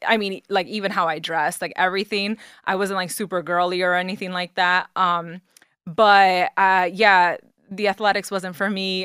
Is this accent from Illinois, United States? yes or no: no; New York City, New York, United States; moved away as an adult; now in Jersey City, United States; So I was born and raised in the Bronx, New York